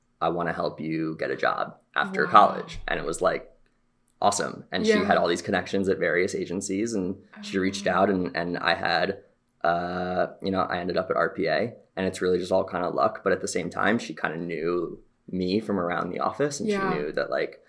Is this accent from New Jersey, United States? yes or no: yes; New Jersey, United States; moved away as an adult; now in Los Angeles, United States; I grew up right outside New York City